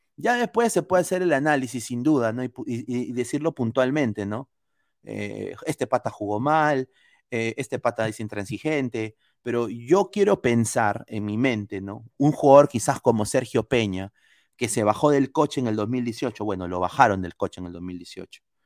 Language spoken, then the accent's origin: Spanish; Peru; moved away; como peruano, como hincha, como que amo a mi país, viviendo acá afuera